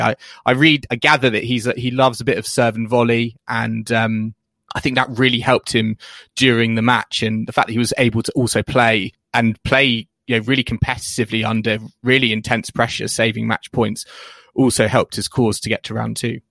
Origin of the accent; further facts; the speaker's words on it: United Kingdom; we're British